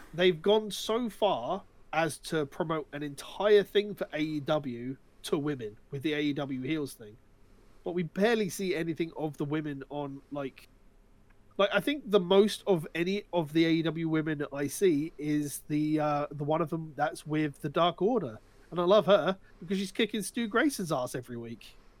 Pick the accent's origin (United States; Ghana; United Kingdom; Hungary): United Kingdom; we're British individuals